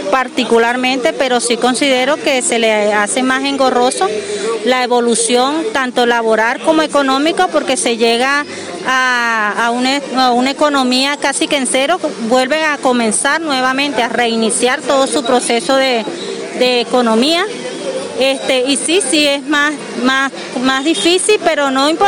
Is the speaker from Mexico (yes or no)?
no; Venezuela; moved away as an adult; now in Barranquilla, Colombia; soy de nacionalidad venezolana, tengo cinco años acá en Barranquilla. Este, bueno, eh, salimos de Venezuela por la necesidad económica que estaba presentando el país